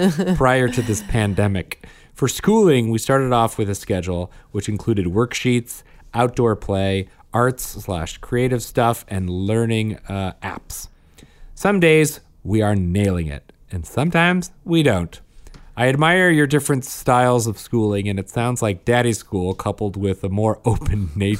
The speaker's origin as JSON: {"language": "English", "region": "Saskatchewan", "country": "Canada"}